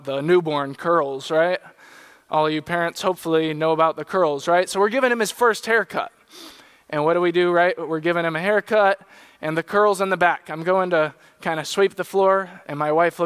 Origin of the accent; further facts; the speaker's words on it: San Diego, California, United States; When I was in high school, I grew up in San Diego